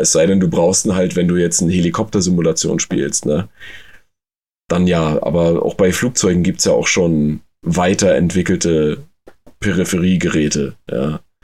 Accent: Germany; bei uns in Deutschland

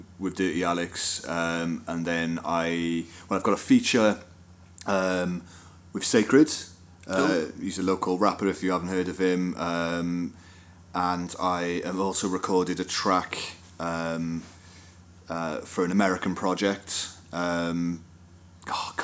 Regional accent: Wales, United Kingdom; we're Welsh and we come from the fucking land of song and music's part of our culture. as Welsh people

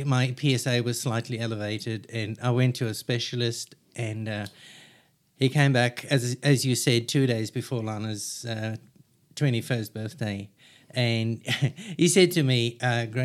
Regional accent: Cape Town, Western Cape, South Africa; moved away as an adult; now in Australia; I'm from South Africa, the beautiful part of South Africa, or Cape Town

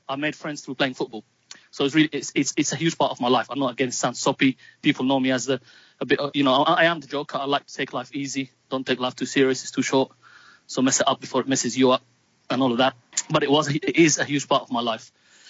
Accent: Palestine; now in London, United Kingdom; they will know that I'm Palestinian British and I'm proud of both. Moved to England in 96. I live in London

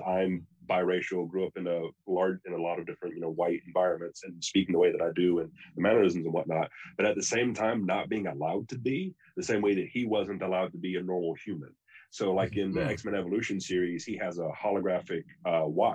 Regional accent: the American South, United States; I'm a Southerner born in the American South

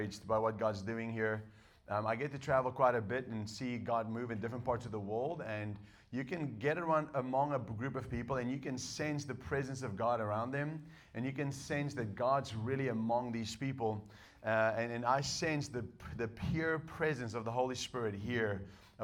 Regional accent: South Africa; English is a second language; moved away as an adult; also born or lived in United States; I was born in South Africa. I was raised in South Africa and I didn't learn English until I met my wife

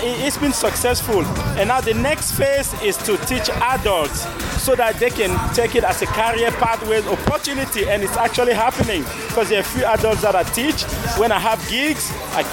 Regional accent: Cameroon; now in Katherine, Australia; I'm originally from Cameroon

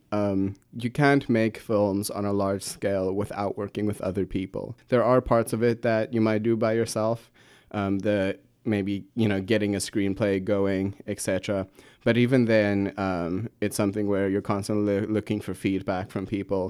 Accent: Pretoria, Gauteng, South Africa; moved away; I come from Pretoria, South Africa. Lovely city, um, my wonderful home

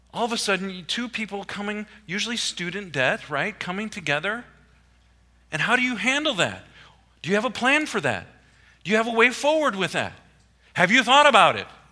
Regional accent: Iowa, United States; moved away; also born or lived in East Coast; I grew up in Iowa, okay? Everything's in a square

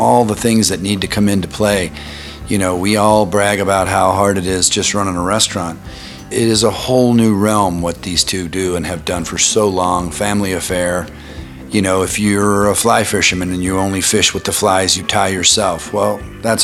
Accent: Boulder, Colorado, United States; my hometown of Boulder, Colorado

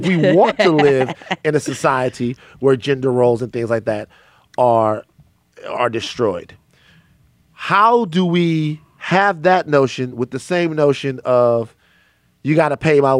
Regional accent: the South, United States; I'm from the South.

